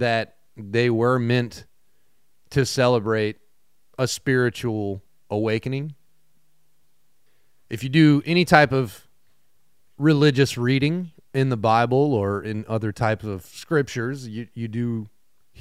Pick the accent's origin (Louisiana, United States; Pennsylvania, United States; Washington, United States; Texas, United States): Louisiana, United States; South; I was raised in South Louisiana